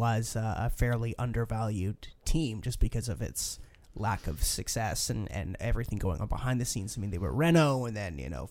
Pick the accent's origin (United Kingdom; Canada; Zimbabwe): Canada; I'm Canadian.